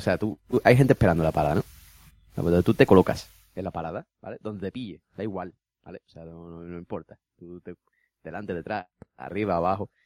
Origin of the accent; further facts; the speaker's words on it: Spain; soy español